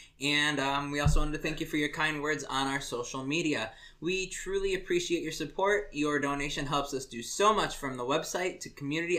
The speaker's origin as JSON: {"language": "English", "region": "Indiana", "country": "United States", "said": "I was taught how to shoot guns in Indiana."}